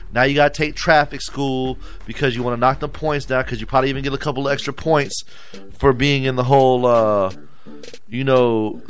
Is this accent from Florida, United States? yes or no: yes; Florida, United States; I'm from Florida